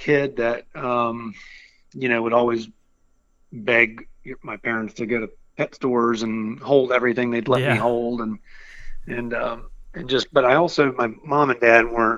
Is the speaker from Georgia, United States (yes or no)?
no; Richmond, Virginia, United States; now in Alexandria, United States; I'm a Virginian, and you know, and so I grew up in Richmond, and I currently live in Alexandria